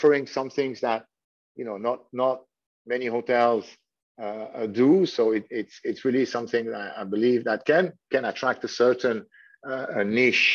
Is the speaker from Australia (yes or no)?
no; Switzerland; first language French; English is a second language; moved away as an adult; also born or lived in Thailand; now in Phuket, Thailand; I'm from Switzerland. So, I'm, you know, from a quite, you know, young age, we're familiar to hear, you know, foreign language, you know, because I mean, French is my mother tongue